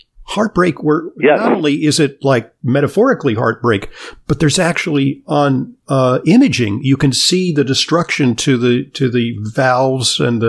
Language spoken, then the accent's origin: English; Santa Monica, California, United States; I grew up in Southern California in Santa Monica.